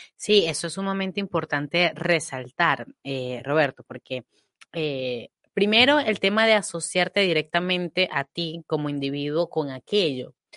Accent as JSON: {"language": "Spanish", "country": "Venezuela", "tie": "born or raised there", "moved": "yes", "lives_now": "Spain", "said": "yo nací, crecí bajo la sombra del marxismo en mi país"}